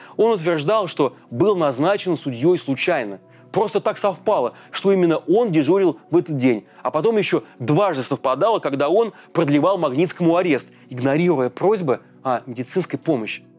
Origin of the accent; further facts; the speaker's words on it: Russia; у нас на родине, в России